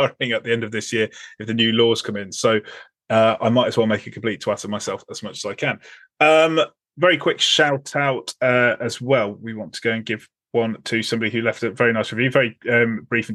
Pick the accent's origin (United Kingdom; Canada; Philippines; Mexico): United Kingdom; England; as an Englishman